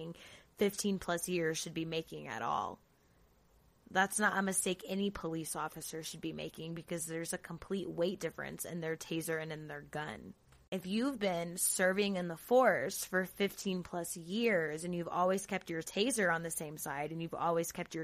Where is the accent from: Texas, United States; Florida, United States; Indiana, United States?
Florida, United States; Jacksonville, fucking Florida. Shout out to my home state.